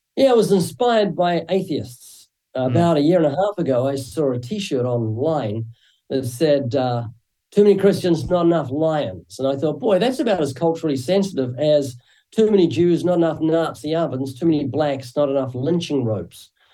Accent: New Zealand; moved away as an adult; now in Southern California, United States; you might find a slight accent when I speak. That's because I'm originally from New Zealand

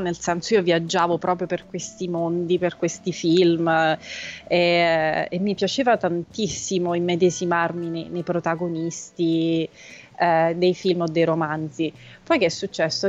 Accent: Rome, Lazio, Italy; born or raised there; also born or lived in Pitigliano, Tuscany

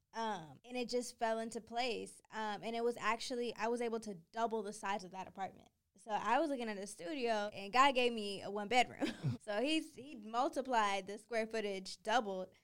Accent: Boston, Massachusetts, United States; I'm from Boston

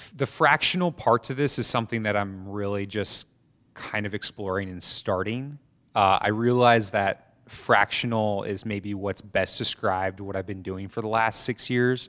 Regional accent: Atlanta, Georgia, United States; moved away as an adult; also born or lived in New York City / Statesboro / Mexico City / Colombia; I grew up in Atlanta and briefly in New York City as well.

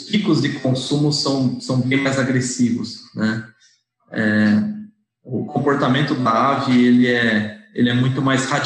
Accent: Amparo, São Paulo, Brazil; now in Bragança Paulista, Brazil; eu sou de Amparo, né, uma cidade do interior de São Paulo. É, mas hoje eu moro numa cidade chamada Bragança Paulista. E eu sou formado na Universidade de São Francisco.

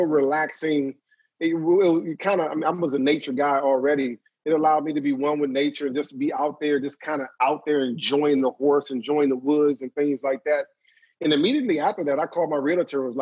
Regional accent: Maryland, United States; moved away; I went back to Maryland with my hometown

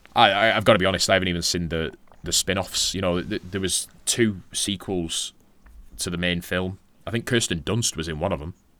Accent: Darwin, Northern Territory, Australia; you're from Darwin

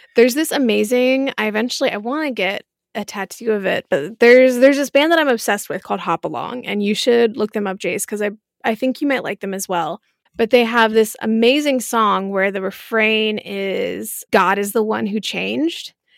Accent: Marietta, Georgia, United States; I grew up in Marietta

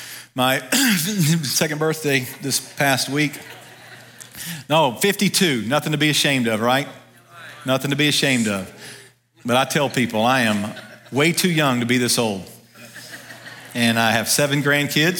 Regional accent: Ruston, Louisiana, United States; also born or lived in Dallas, Texas; now in Kannapolis area, North Carolina, United States; I grew up in North Louisiana, and I love going home to Louisiana, going back to Ruston, where I grew up

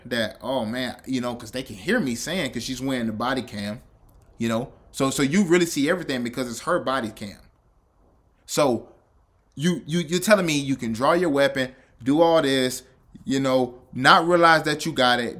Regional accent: the South, United States; I'm from the South

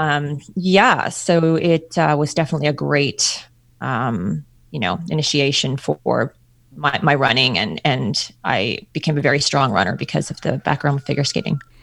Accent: Ontario, Canada; moved away; I'm from Canada, Ontario, Canada

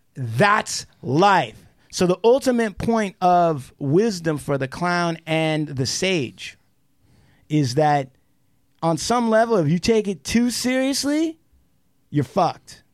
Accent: Puyallup Indian Reservation, Washington, United States; as an American Indian, when I grew up on the Puyallup Indian Reservation

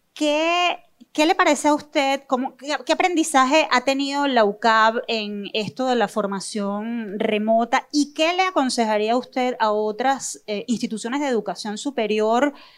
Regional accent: Venezuela; no dejemos de creer en nuestro país y en su gente

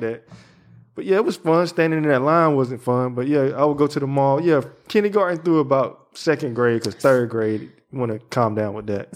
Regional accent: the South, United States; I'm from the South.

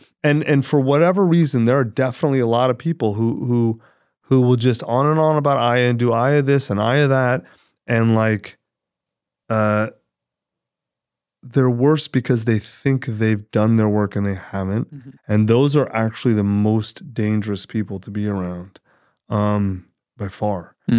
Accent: United States; I'm an American for sure.

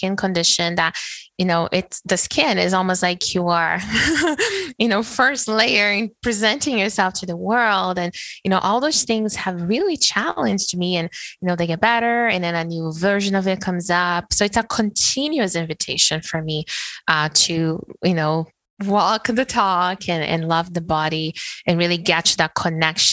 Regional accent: Brazil; moved away as an adult; being born and raised in Brazil

